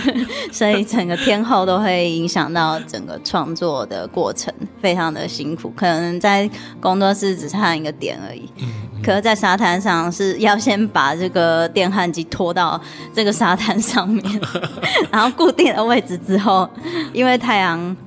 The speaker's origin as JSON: {"language": "Chinese", "country": "Taiwan", "tie": "born or raised there", "also_born_or_lived": "Kyushu, Japan", "said": "整个全家人移居到台湾来，是因为我的奶奶身体非常地不好"}